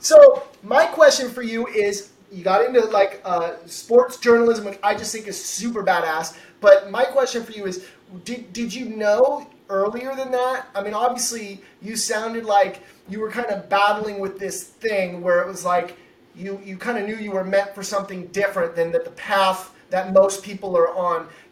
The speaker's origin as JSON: {"language": "English", "region": "Washington", "country": "United States", "also_born_or_lived": "Connecticut", "moved": "yes", "lives_now": "San Diego, United States", "said": "I'm from Washington State."}